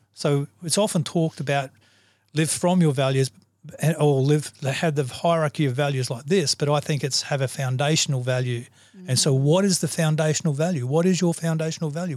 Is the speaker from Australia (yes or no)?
yes; Australia; I'm an Aussie